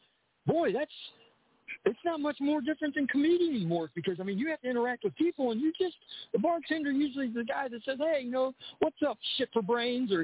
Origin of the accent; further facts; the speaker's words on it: Akron, Ohio, United States; I'm Akron, Ohio